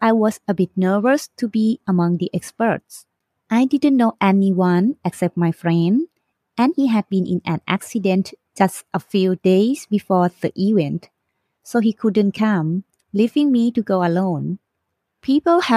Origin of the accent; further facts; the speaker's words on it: Thailand; I'm from Thailand.